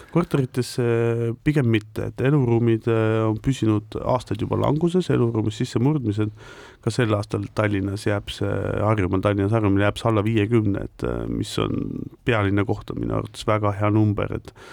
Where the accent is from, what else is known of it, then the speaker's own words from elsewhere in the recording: Estonia; also born or lived in Netherlands; natuke oleme ikkagi eestlased